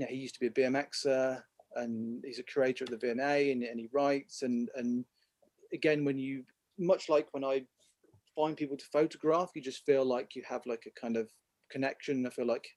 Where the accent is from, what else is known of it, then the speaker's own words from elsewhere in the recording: Midlands, United Kingdom; I grew up in the Midlands, like in a small town nearish the countryside.